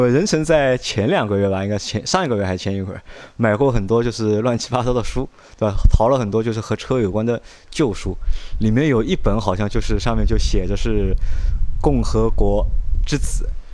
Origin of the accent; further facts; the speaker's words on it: southern China, China; 我是南方人